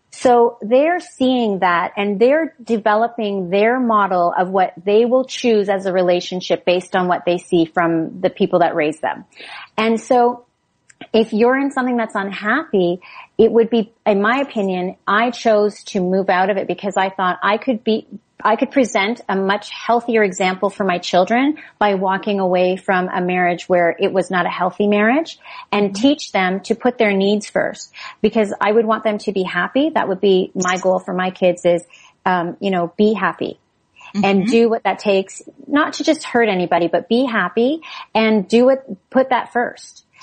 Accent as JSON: {"language": "English", "country": "Canada", "said": "We're all Canadian"}